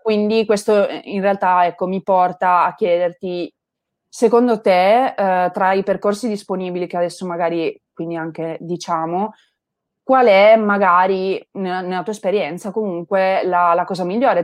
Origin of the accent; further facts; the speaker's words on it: Turin, Piedmont, Italy; io vengo da Torino